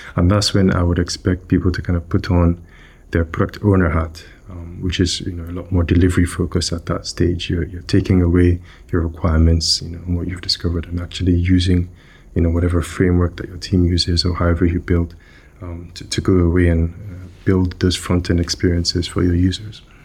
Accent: Nigeria; moved away; I grew up in, in West Africa. I grew up in Nigeria

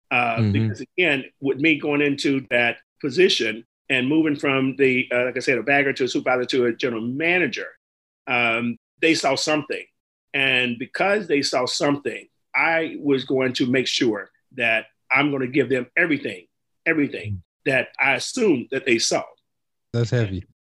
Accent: Pensacola, Florida, United States; was from my hometown. I was born in Pensacola, Florida, originally, and I was the uh, first African American person to manage a supermarket a chain uh, locally in Pensacola.

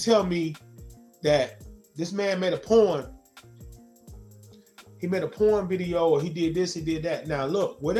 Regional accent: Zebulon, North Carolina, United States; I'm from Zebulon, Z-Town, North Carolina

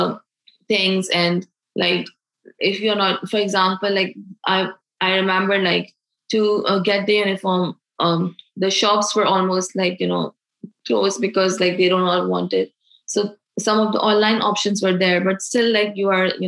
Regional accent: Pakistan; moved away as an adult; now in United States; I am from Pakistan

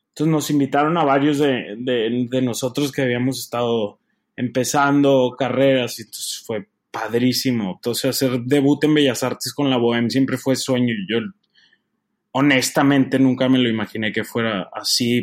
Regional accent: Torreón, Coahuila, Mexico; moved away as an adult; also born or lived in Mexico City; now in Chicago, United States; soy de Torreón, este, nací en el DF, pero ahorita trabajo en la Ópera de Chicago

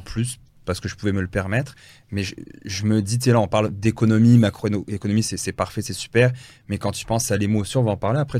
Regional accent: France; je suis né en France

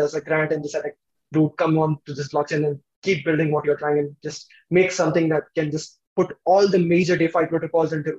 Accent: India; we are basically from India

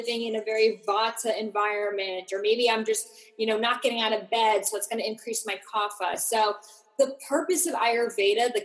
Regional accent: Boston, Massachusetts, United States; I grew up in Boston and I went to Boston University

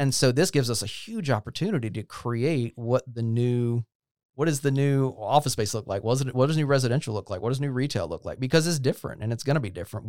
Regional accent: Goldsboro, North Carolina, United States; also born or lived in Fayetteville, North Carolina / Durham, North Carolina; I was born in uh, Fayetteville, North Carolina. So I'm an Eastern North Carolina guy. I grew up mostly in Goldsboro.

